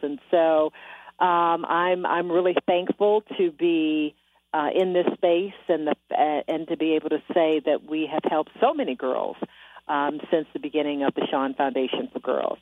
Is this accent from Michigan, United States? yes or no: yes; Detroit, Michigan, United States; moved away as an adult; also born or lived in Miami / Milwaukee / Austin, Texas; my hometown, Detroit, Michigan